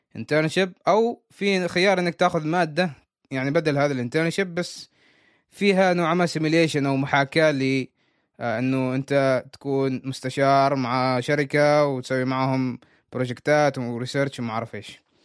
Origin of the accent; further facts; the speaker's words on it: Oman; أنا عماني